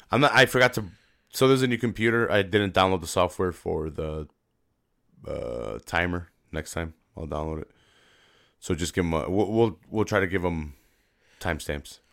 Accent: Chicago, Illinois, United States; I'm from Chicago

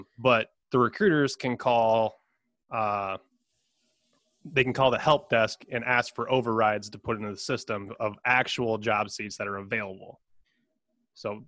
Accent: Iowa, United States; I came back to my hometown to recruit

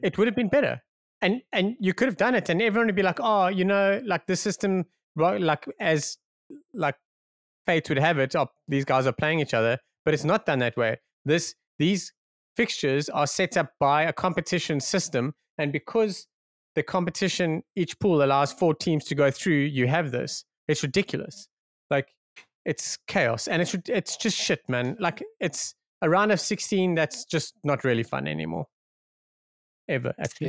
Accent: South Africa; it's totally about being South African

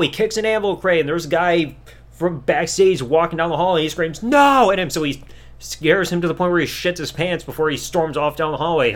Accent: United States; I'm an American.

